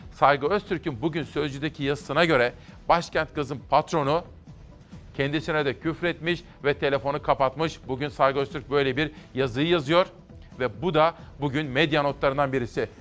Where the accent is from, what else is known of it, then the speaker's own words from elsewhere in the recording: Simav, Kütahya, Turkey; Ben Kütahya Simav'da doğup büyüdüm.